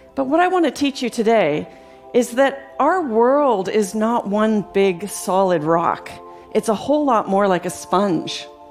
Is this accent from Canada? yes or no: yes; Canada; growing up in Canada as a young girl